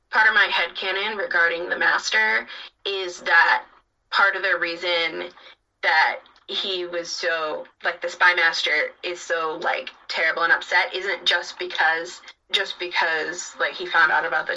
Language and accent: English; United States; accent: American; also born or lived in Cambridge, Massachusetts; I'm American